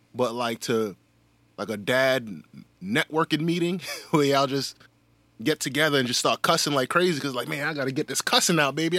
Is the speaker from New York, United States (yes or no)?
yes; New York City, New York, United States; I'm from New York City